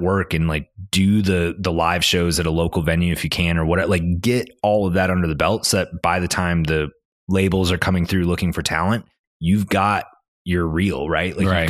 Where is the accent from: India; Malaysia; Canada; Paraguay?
Canada; moved away as an adult; now in Northwest Arkansas, United States; I'm Canadian.